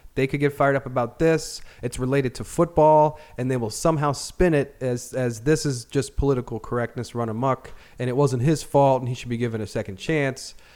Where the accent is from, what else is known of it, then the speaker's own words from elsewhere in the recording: Annapolis, Maryland, United States; I grew up in Annapolis